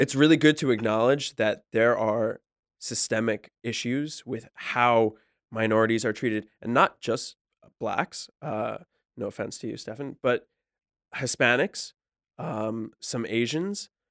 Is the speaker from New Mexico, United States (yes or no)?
no; New Jersey, United States; I don't say I'm from New Jersey when I go abroad. I say I'm from New York City 'cause I work there